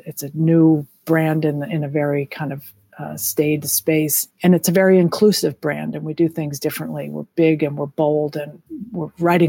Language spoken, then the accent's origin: English; Lexington, Massachusetts, United States; And both Jong and I grew up in Lexington, Massachusetts, and we lived in Concord, Massachusetts in our house for 22 years.